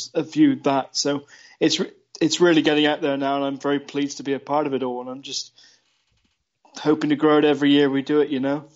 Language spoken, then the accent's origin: English; Chard, South West England, United Kingdom; my hometown of Chard Somerset